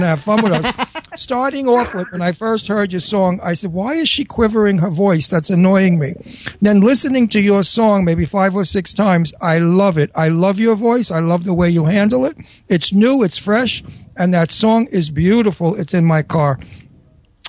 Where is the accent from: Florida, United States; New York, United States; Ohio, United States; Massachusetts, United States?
New York, United States; accent: old Brooklyn; moved away; also born or lived in Long Island; I was born in Red Hook, Brooklyn, and then we moved to Brooklyn Heights and then to Long Island. I'm a real Brooklyn guy